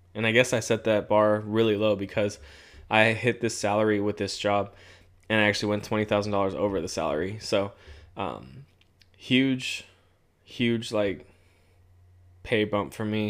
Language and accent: English; Southern California, United States; moved away as an adult; now in Central California, United States; I'm from Southern California.